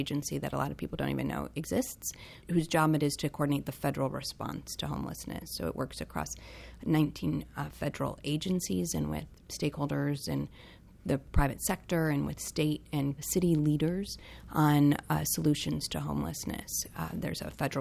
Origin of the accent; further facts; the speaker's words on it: Washington, District of Columbia, United States; here in my hometown